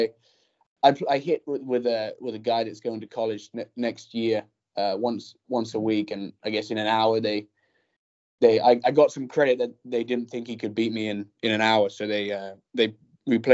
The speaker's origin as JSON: {"language": "English", "region": "England", "country": "United Kingdom", "moved": "yes", "said": "I'm from England, across the pond."}